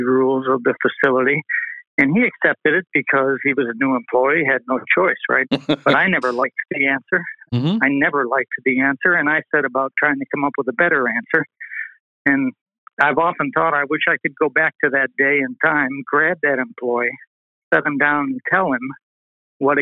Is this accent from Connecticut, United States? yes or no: no; Western New York, United States; moved away as an adult; also born or lived in California; Born and raised in Western New York